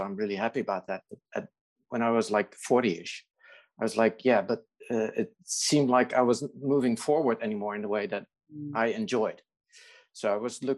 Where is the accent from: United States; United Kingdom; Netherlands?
Netherlands; I'm Dutch. I live in the Netherlands